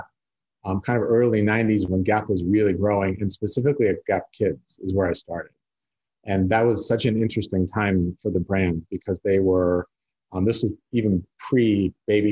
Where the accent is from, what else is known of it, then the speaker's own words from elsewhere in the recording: South Lake Tahoe, California, United States; I grew up in South Lake Tahoe, which is a very small